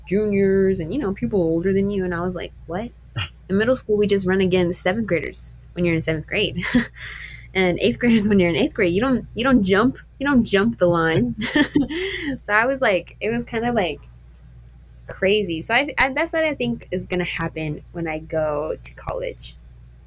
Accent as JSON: {"language": "English", "region": "New Mexico", "country": "United States", "tie": "born or raised there", "said": "I grew up in New Mexico and I get to run against these girls in New Mexico"}